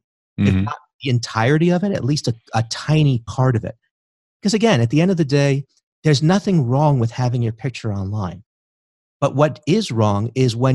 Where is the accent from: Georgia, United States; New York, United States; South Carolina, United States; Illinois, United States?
New York, United States; New York City; Growing up in New York City